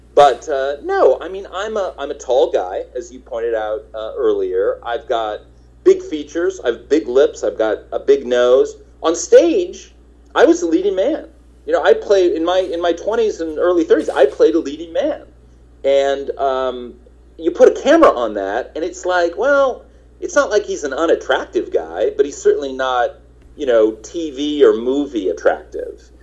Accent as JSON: {"language": "English", "region": "Nebraska", "country": "United States", "also_born_or_lived": "Kansas", "moved": "as an adult", "lives_now": "Los Angeles, United States", "said": "I'm from Nebraska"}